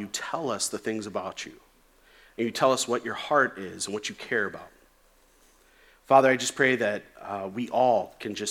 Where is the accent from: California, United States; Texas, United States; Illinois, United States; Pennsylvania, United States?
Illinois, United States; Chicago; when I was a kid, growing up in the Chicagoland area